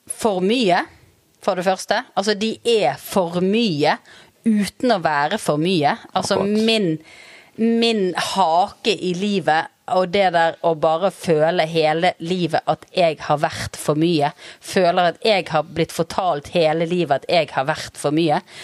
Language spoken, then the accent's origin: Norwegian; Bergen, Vestland, Norway; moved away as an adult; now in Ustaoset, Norway; Jeg er født i Sør Skogvei.